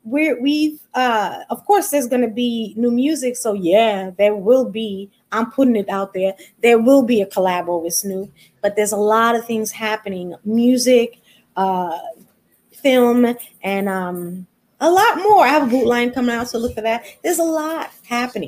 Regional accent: New York City, New York, United States; Born and raised in Midtown Manhattan, Hell's Kitchen, New York.

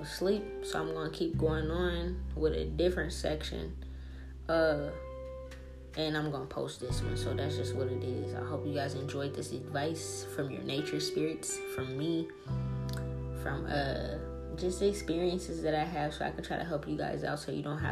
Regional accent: New Orleans, Louisiana, United States; now in Seattle, United States; I come from New Orleans, dog. I come from the hood. The hoodest of the hood.

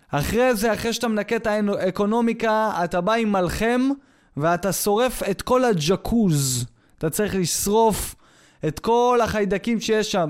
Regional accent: Israel; מזהים אותי כישראלי

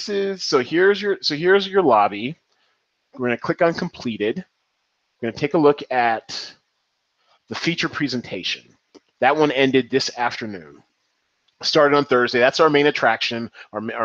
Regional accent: Seattle, Washington, United States; I am from Seattle. I claim the 206

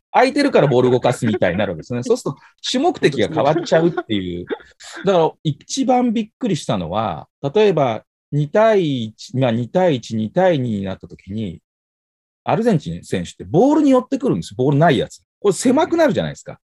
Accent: Tokai, Japan; 地元の東海リーグ

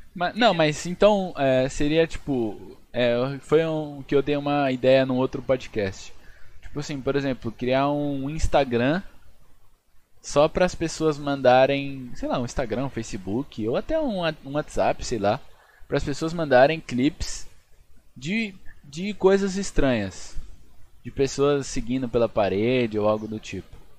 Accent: Brazil; A gente é brasileiro

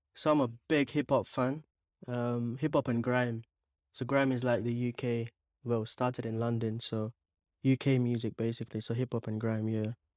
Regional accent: Bangalore, Karnataka, India; also born or lived in Mangalore, India / Dubai, United Arab Emirates; I was born in India, in Mangalore. Yeah, it starts with an M. But I was raised for a few years in Bangalore

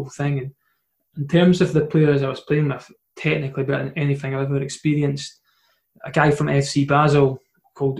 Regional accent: Edinburgh, Scotland, United Kingdom; I'm from Edinburgh

